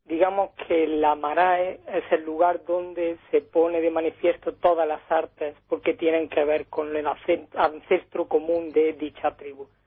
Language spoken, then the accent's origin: Spanish; Oakland, California, United States; born there; yo nací en Oakland simplemente porque, bueno, mis padres estuvieron casi, bueno, más de 10 años trabajando allí